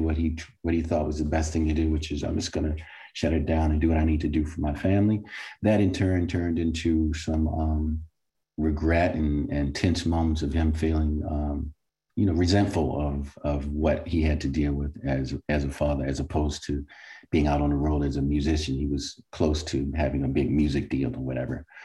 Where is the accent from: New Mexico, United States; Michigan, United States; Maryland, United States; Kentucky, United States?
Maryland, United States; Baltimore; as a child growing up in Baltimore